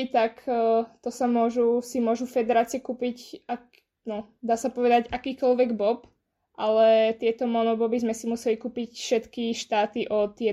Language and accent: Slovak; Bratislava, Bratislava Region, Slovakia; som bola dva týždne v Prahe a dva týždne doma v Bratislave.